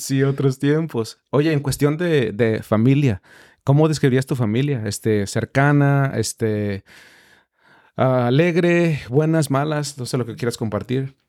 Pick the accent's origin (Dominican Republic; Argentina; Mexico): Mexico; now in United States; yo soy mexicano